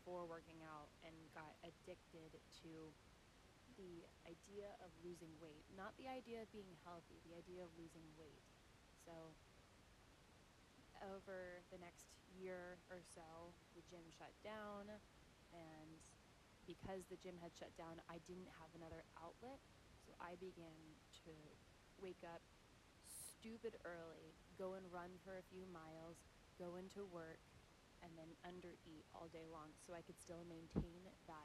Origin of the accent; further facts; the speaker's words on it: Richmond, Virginia, United States; I was born in Richmond, Virginia